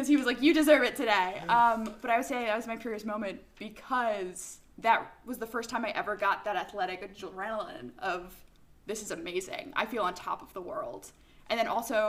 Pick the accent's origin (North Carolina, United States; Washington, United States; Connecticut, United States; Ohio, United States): Connecticut, United States; I grew up in Connecticut